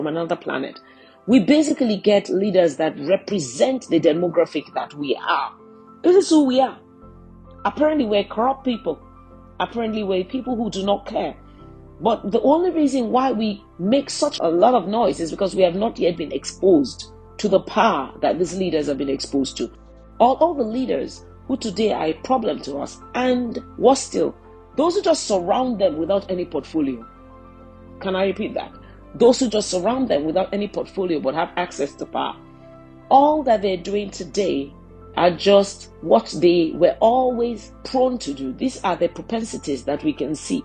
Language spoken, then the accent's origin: English; Nigeria; I'm a Nigerian.